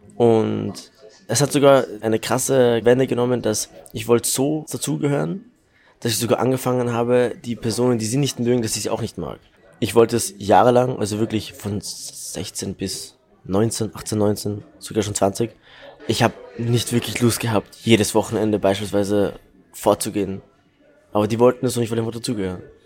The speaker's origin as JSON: {"language": "German", "region": "Salzburg", "country": "Austria", "tie": "born or raised there", "said": "Also ich fühle mich wie ein waschechter Salzburger. Ich bin hier geboren und groß geworden."}